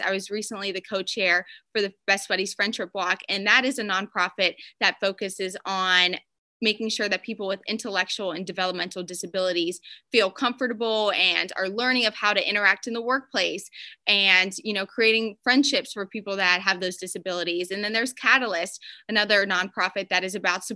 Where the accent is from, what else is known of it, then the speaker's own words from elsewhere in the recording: Pennsylvania, United States; moved away as an adult; also born or lived in Alabama; now in South Florida, United States; I'm from Pennsylvania originally